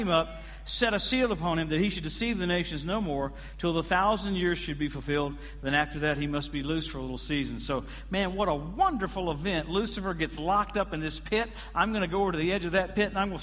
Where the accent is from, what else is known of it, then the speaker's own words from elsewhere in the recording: Louisiana, United States; I'm from Louisiana